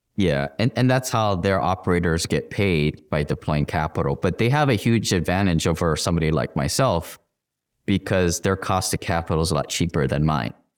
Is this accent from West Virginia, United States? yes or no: no; Hawaii, United States; I'm from Hawaii. Everybody is kind of knows each other. It's like family. It's Ohana